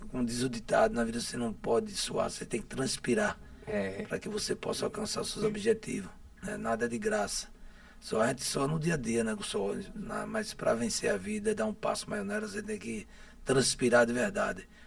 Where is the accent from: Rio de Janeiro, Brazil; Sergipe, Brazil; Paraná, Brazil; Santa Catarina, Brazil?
Sergipe, Brazil; Aracaju; Eu sou oriundo, oriundo do conjunto Castelo Branco, né? Nasci no Castelo, oh. é, Castelo Branco lá, esse bairro que me acolheu no meu nascimento, né?